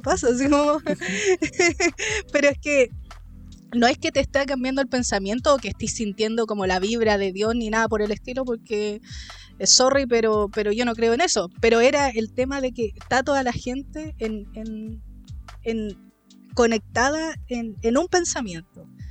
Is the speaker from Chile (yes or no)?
yes; Chile; como los chilenos sobre todo, nuestro, nuestra nación